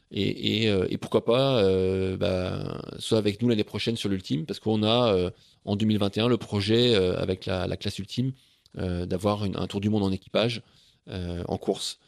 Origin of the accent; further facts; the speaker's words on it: Saint-Pol-de-Léon, Brittany, France; moi, j'ai grandi à Saint-Paul-de-Léon